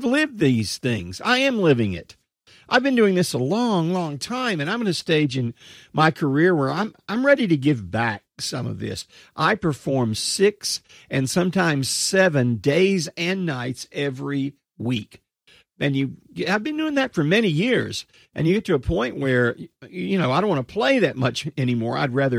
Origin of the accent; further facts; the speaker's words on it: Texas, United States; accent: Texas; And it was a Texas town. You can probably tell from some of my accent, although I've lost some of that accent over the years, still have some Texas stuff.